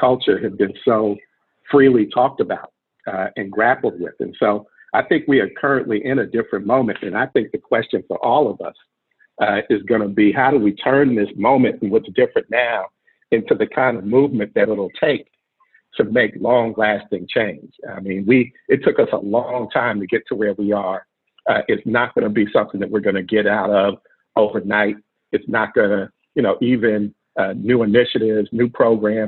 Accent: Oakland, California, United States; I grew up in Oakland in a family of people who are really active in the community

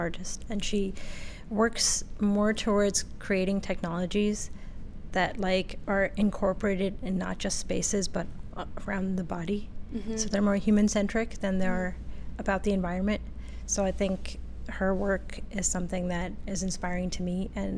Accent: Saudi Arabia; moved away; also born or lived in Pakistan; I grew up in Saudi Arabia, and then we moved to Pakistan.

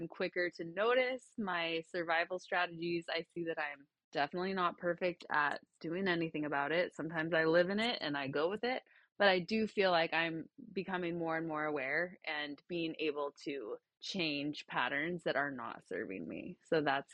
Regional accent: Utah, United States; I grew up in Utah, so there's not a ton of diversity

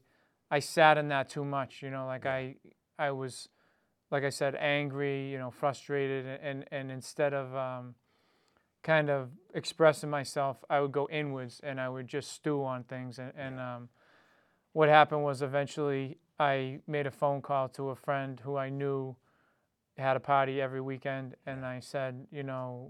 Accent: Dedham, Massachusetts, United States; I grew up in East Dedham, Mass.

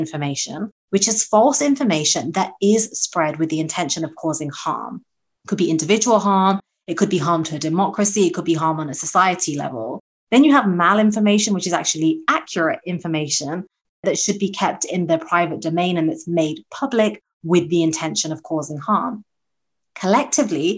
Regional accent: United Kingdom; moved away; my home country of the UK

